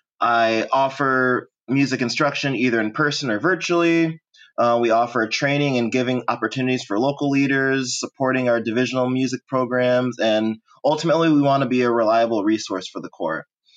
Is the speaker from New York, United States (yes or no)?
no; Royal Oak, Michigan, United States; moved away as an adult; I'm 27 years old. I was born in Royal Oak, Michigan. Spent my formative years there before going away to college at Asbury University.